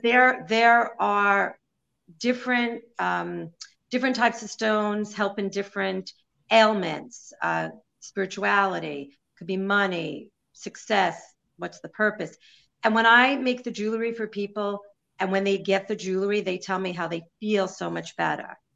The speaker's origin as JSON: {"language": "English", "town": "New York City", "region": "New York", "country": "United States", "said": "I'm Jewish from Brooklyn"}